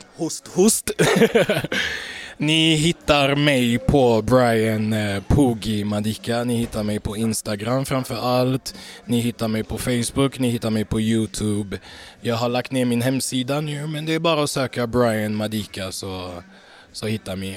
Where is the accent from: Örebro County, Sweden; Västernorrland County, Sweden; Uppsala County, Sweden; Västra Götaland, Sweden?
Västra Götaland, Sweden; Gothenburg; född och uppvuxen i Göteborg